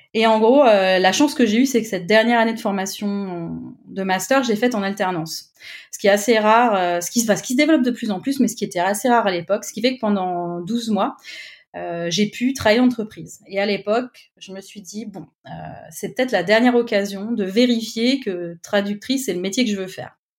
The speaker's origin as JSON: {"language": "French", "town": "Clermont-Ferrand", "region": "Auvergne-Rhône-Alpes", "country": "France", "also_born_or_lived": "Paris", "moved": "as an adult", "said": "près de chez moi à Clermont-Ferrand"}